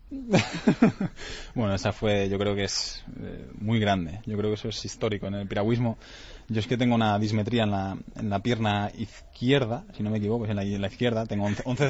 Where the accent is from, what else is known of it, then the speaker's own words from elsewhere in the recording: Lleida, Catalonia, Spain; moved away; Yo soy catalán, eh, me siento muy orgulloso de, ser catalán y quiero muchísimo a mi tierra, a Lleida, a Cataluña